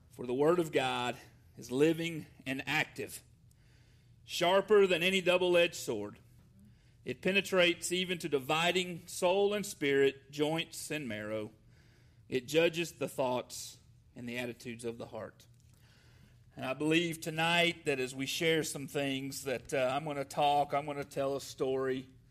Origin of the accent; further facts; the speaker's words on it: Atlanta, Georgia, United States; moved away as an adult; also born or lived in Jefferson, Georgia; now in Decatur, Alabama, United States; I am a, a Georgia boy, uh, born in Atlanta and raised my entire life. I grew up on a farm